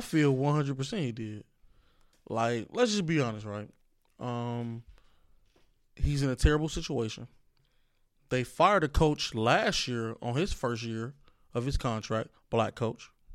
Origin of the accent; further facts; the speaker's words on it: Chicago, Illinois, United States; I say y'all because I'm a Chicagoan